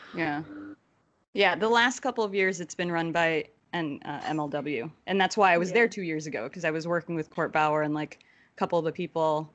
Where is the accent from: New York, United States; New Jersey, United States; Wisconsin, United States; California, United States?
New Jersey, United States; I'm originally from Jersey